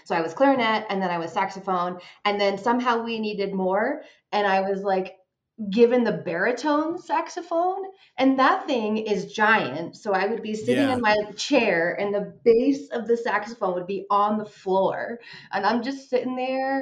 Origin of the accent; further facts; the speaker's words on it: Vermont, United States; moved away as an adult; also born or lived in Washington, D.C. metro area / Los Angeles; now in Colorado, United States; I am originally from Vermont, born and raised, went to my undergrad there.